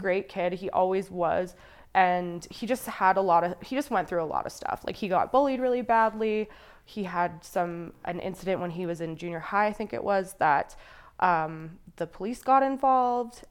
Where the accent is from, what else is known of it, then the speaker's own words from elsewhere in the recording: Calgary, Alberta, Canada; I grew up mostly in Calgary